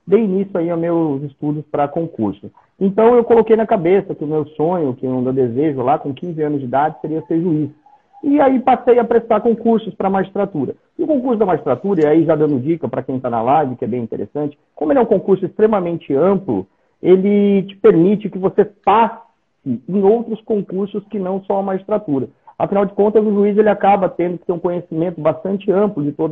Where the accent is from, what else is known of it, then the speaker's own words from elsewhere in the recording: São José dos Campos, São Paulo, Brazil; eu sou de São José dos Campos, não sei se disse isso a você.